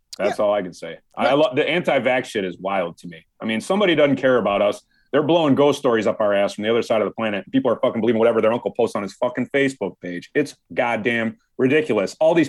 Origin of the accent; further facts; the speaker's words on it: Wisconsin, United States; also born or lived in Indiana; I'm from Wisconsin. You know me. I was born in Indiana